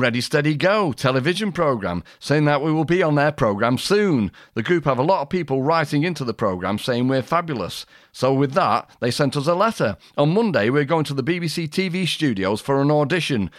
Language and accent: English; Manchester, North West England, United Kingdom; I come from Manchester